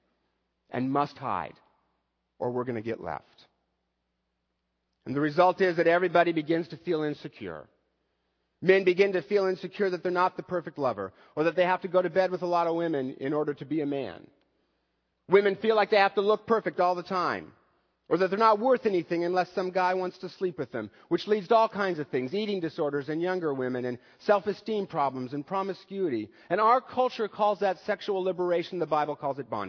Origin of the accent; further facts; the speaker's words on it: United States; as an American male